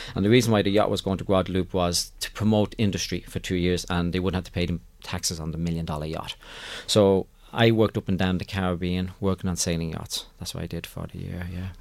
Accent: Ireland; moved away; I'm from Ireland

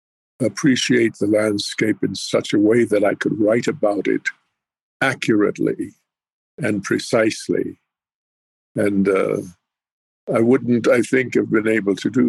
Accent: Pueblo of Jemez, New Mexico, United States; moved away; also born or lived in Navajo reservation / Apache reservations; And for the longest period of time, I lived at the Pueblo of Jemez in north central New Mexico.

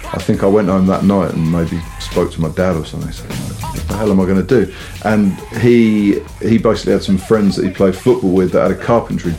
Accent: Southampton, South East England, United Kingdom; I grew up in Southampton and, you know, and not even in the city centre, you know, just the outskirts

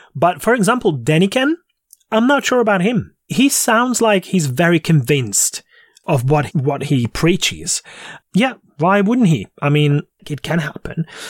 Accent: Hungary; the vicinity of my hometown

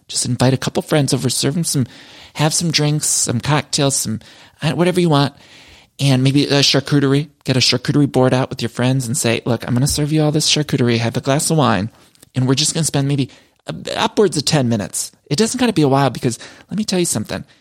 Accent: Solon, Ohio, United States; growing up in Ohio, but back in Seoul in Ohio, my hometown, they had a place called Dress Barn.

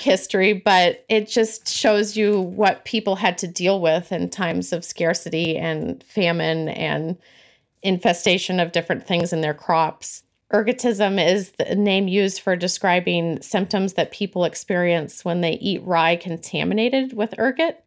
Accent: California, United States; now in Massachusetts, United States; I'm originally from California, but I currently live in New England, in Massachusetts.

